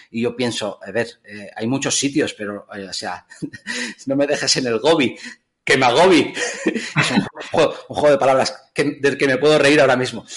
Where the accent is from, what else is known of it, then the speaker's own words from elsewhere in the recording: Figueres, Catalonia, Spain; mi pueblo, Figueras